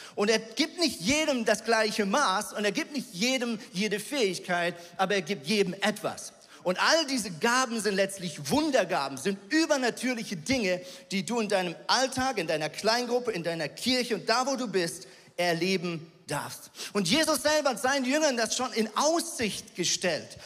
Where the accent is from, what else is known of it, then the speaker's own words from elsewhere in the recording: Switzerland; ich als Schweizer